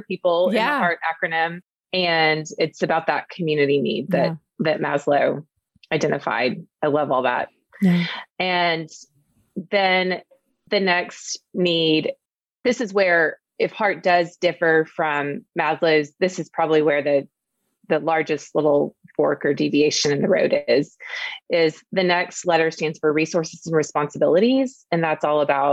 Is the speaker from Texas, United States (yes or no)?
no; Oklahoma, United States; also born or lived in Dallas; I'm from Oklahoma. My parents are from Oklahoma. My grandparents were from Oklahoma. Like we are people who are deeply rooted here.